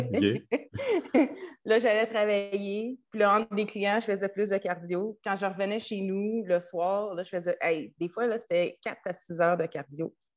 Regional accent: Trois-Rivières, Quebec, Canada; moved away; also born or lived in United States; j'ai grandi à Trois-Rivières

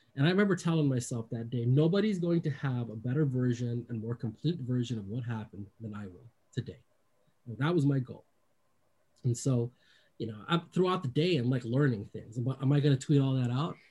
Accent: Bay Area, California, United States; I grew up in the Bay Area

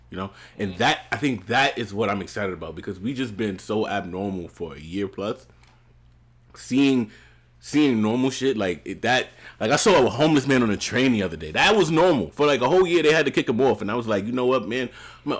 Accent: New York City, New York, United States; As a New Yorker, as a Brooklynite

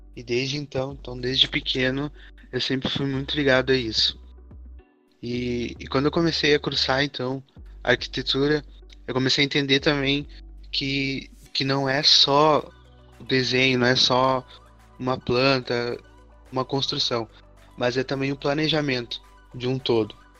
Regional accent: São Leopoldo, Rio Grande do Sul, Brazil; sou de São Leopoldo também

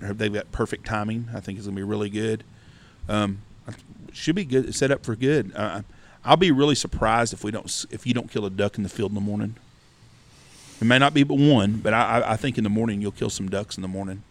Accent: Wichita Falls, Texas, United States; When I was a kid growing up in Wichita Falls

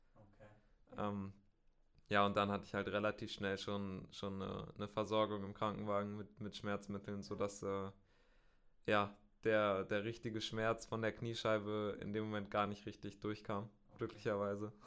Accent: Bielefeld, North Rhine-Westphalia, Germany; Ich komme aus äh, Bielefeld in, in Nordrhein-Westfalen

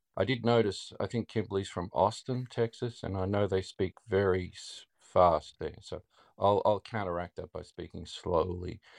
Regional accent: Australia; accent: Australian; my Australian accent

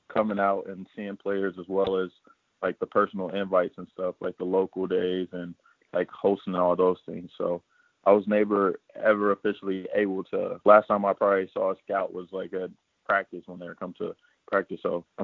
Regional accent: Indianapolis, Indiana, United States; I'm from Indianapolis

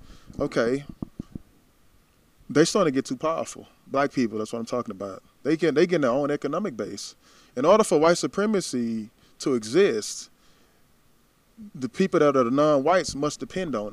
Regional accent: Tyler, Texas, United States; My hometown

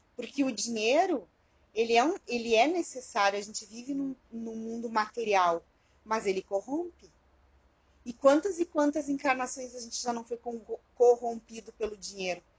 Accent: Alegrete, Rio Grande do Sul, Brazil; quando eu era criança lá em Alegrete

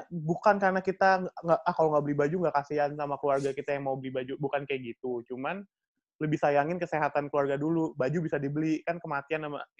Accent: Slipi, Jakarta, Indonesia; ya abis kampung gue di Sleepy, Mas.

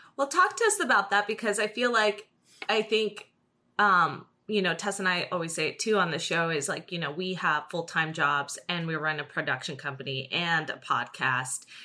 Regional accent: New Jersey, United States; now in Los Angeles, United States

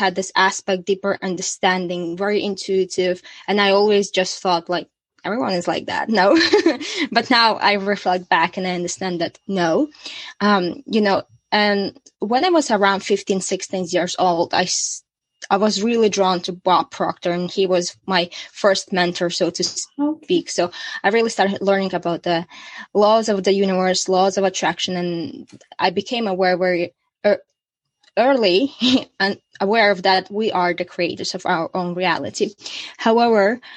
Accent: Latvia; moved away as an adult; also born or lived in Australia / Bali; in 2017, I moved from Latvia.

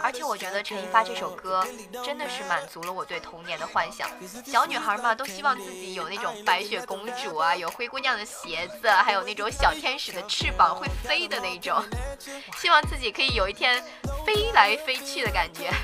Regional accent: northern China, China; 我作为一个北方人

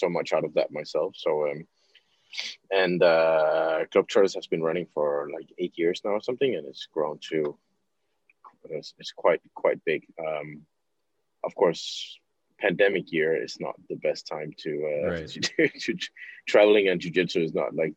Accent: Copenhagen, Capital Region of Denmark, Denmark; I'm originally from Copenhagen, Denmark

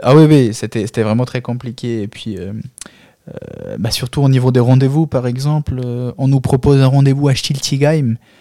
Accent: Albania; French is a second language; now in France; chez nous en Albanie

